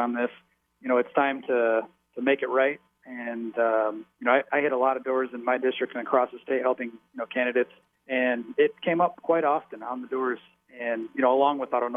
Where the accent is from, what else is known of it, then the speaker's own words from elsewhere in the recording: Farwell, Michigan, United States; also born or lived in Florida; my wife and I born and raised in Farwell, and which is where we live now.